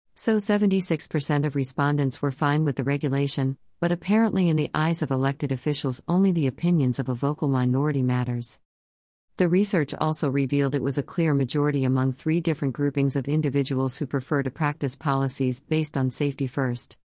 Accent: Chicago, Illinois, United States; Growing up on the south side of Chicago

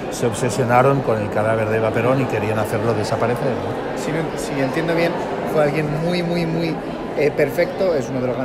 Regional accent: Uruguay; Sí, soy uruguaya

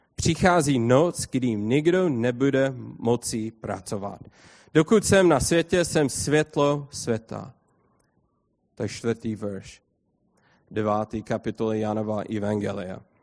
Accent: United States; Czech is a second language; já jsem amík

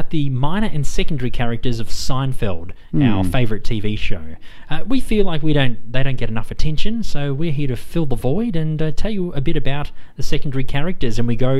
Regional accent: Australia; because we're from Australia as well.

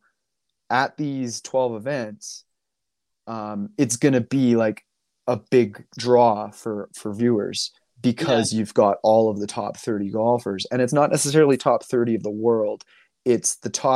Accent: Canada; I'm Canadian

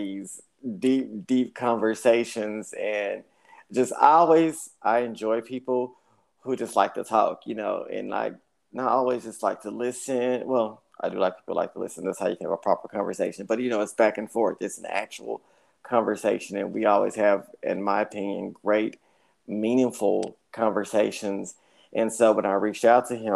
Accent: Dallas, Texas, United States; I'm born and raised here in Dallas

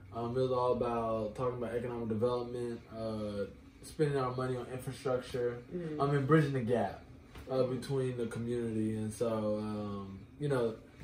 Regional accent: Houston, Texas, United States; I'm from Houston.

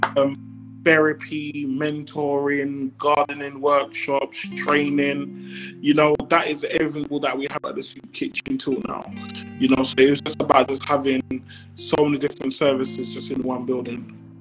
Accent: London, United Kingdom; I'm from Brixton

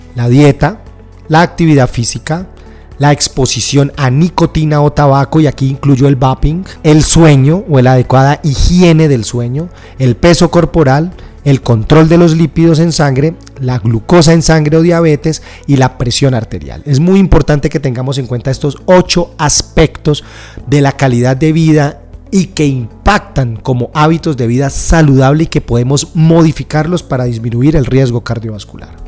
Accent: Colombia; en mi país, Colombia

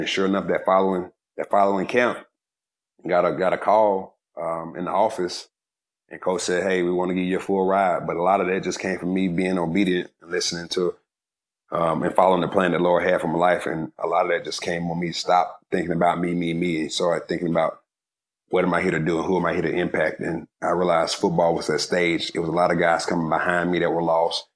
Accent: Georgia, United States; I was from Georgia

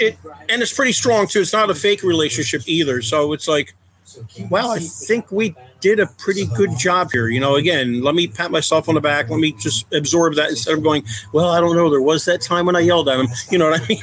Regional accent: Philadelphia, Pennsylvania, United States; moved away as an adult; now in Raleigh, United States; We moved here in 1993 from the Philadelphia area. Born and raised up there

